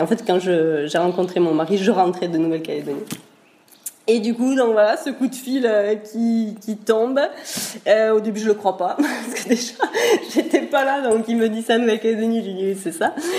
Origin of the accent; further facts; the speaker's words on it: Pyrenees, France; moved away as an adult; also born or lived in Basque coast; on est des Pyrénées à la base